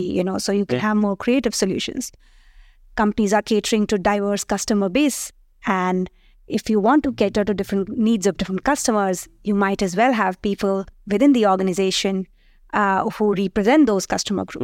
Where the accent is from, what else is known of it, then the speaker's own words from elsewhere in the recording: India; moved away as an adult; also born or lived in United States; now in France; I'm born, raised in India, but after that, I did travel to different countries. I did my PhD uh, at, in the US and thereafter joined here.